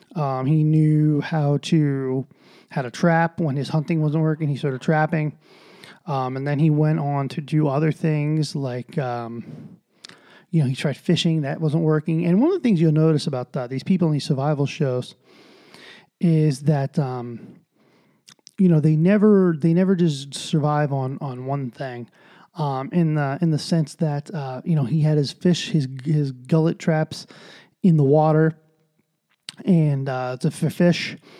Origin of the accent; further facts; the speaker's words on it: United States; as an American